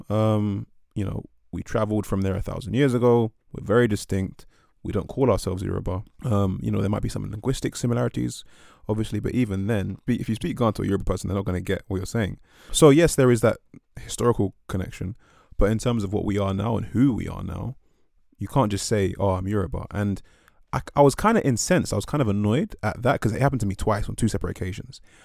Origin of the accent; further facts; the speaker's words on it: England, United Kingdom; where I grew up, which is the U K